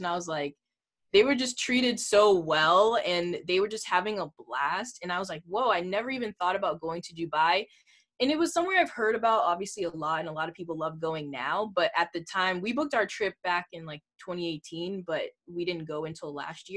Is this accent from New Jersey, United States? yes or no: no; Boston, Massachusetts, United States; I'm from Boston, Massachusetts